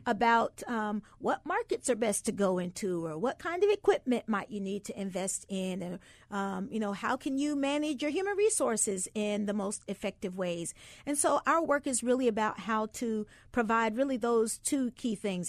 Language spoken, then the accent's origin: English; the South, United States; I grew up in the South